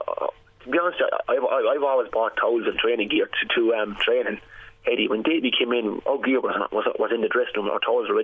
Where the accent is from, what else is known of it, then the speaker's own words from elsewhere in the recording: West Waterford, Munster, Ireland; I'm from West Waterford